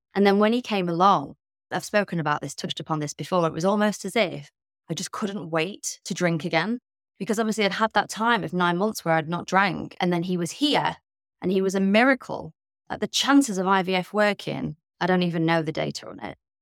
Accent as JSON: {"language": "English", "region": "Midlands", "country": "United Kingdom", "tie": "born or raised there", "said": "I was brought up in the Midlands in the U K."}